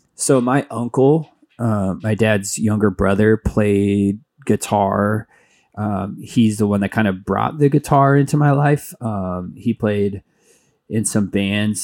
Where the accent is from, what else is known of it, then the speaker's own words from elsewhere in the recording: Mesa, Arizona, United States; also born or lived in Flagstaff, Arizona; Phoenix area, I grew up in Mesa